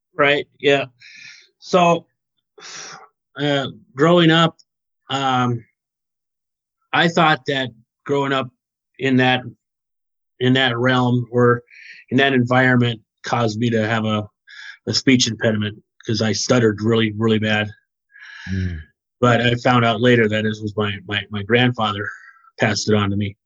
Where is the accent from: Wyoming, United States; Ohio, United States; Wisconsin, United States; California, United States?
Wyoming, United States; moved away as an adult; now in New Brighton, Minnesota, United States; I was born in the state of Wyoming